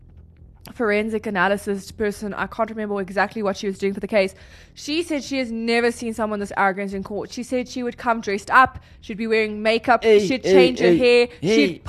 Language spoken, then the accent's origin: English; South Africa; we are proudly South African.